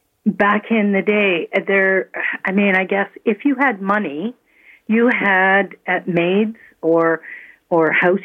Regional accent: Toronto, Ontario, Canada; also born or lived in Scotland; now in Mississauga, Canada; I was an immigrant. I came from Scotland in 1957, and I was raised in Toronto.

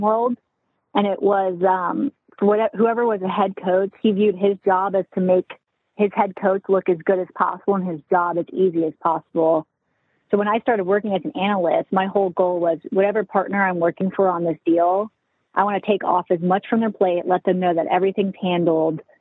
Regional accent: Charleston, South Carolina, United States; Growing up in South Carolina, I'm from Charleston

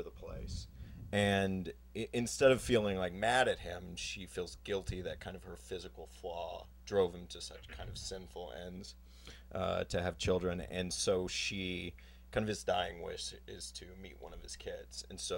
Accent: Texas, United States; It's based on a lot of people I knew growing up in Texas.

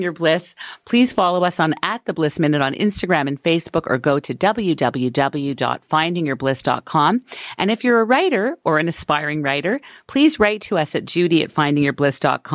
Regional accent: Montreal, Quebec, Canada; moved away; Montreal will always hold a special place in my heart as it is my hometown as well

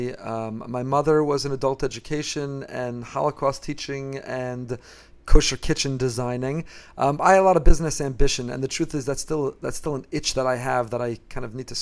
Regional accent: Teaneck, New Jersey, United States; moved away as an adult; also born or lived in Israel; now in Boca Raton, United States; I grew up in Teaneck, New Jersey, and in my hometown, in my home shul

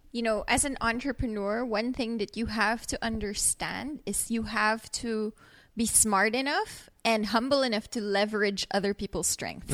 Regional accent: Philippines; moved away as an adult; now in Merida, Mexico; I'm from the Philippines

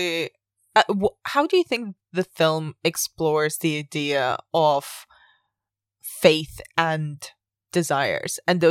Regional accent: Spain; moved away; I grew up in Spain, which is mostly Catholic

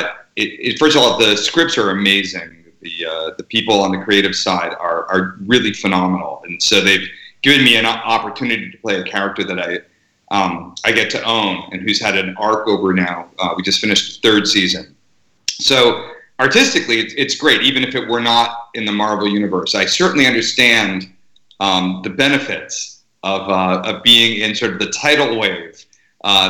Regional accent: Woodcliff Lake, New Jersey, United States; also born or lived in California / Philadelphia / Massachusetts / Cherry Hill, New Jersey; Northern New Jersey since third grade

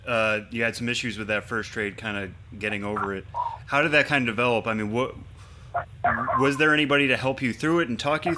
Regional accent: Northeast, United States; That I'm from the Northeast

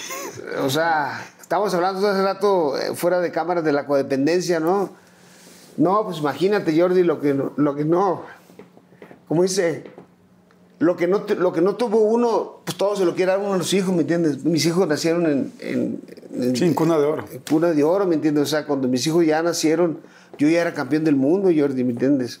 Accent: Culiacán, Sinaloa, Mexico; also born or lived in Ciudad Obregón, Sonora / Tijuana; Nos tuvimos que ir a Culiacán cuando yo tenía cuatro años aproximadamente. Y toda mi vida pues he radicado en, en Culiacán

